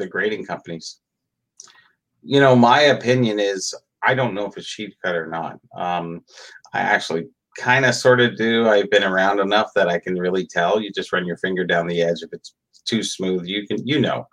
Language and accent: English; Canada; I'm Canadian.